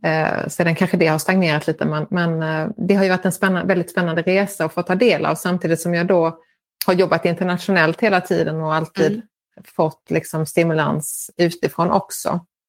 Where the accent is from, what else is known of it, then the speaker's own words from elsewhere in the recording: Lund, Skåne, Sweden; moved away as an adult; now in Madrid, Spain; jag kom ursprungligen från Lund